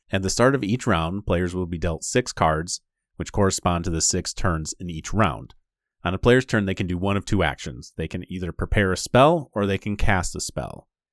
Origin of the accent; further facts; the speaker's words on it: Michigan, United States; we're from Michigan. So our podcast is primarily based in, like, the Michigan area